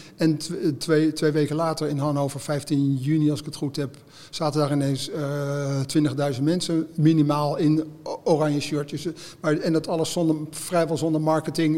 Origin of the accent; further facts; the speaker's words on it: Haarlem, North Holland, Netherlands; nou kom ik uit Haarlem